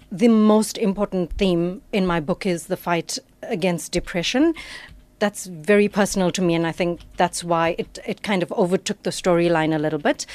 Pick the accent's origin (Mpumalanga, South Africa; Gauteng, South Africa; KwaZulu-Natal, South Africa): KwaZulu-Natal, South Africa; Shallcross; I grew up in Shallcross.